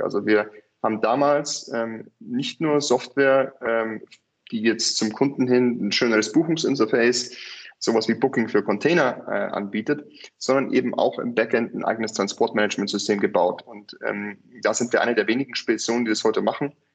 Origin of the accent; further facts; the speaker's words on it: near Munich, Bavaria, Germany; also born or lived in California / Hong Kong; ich bin äh, in der Nähe von München aufgewachsen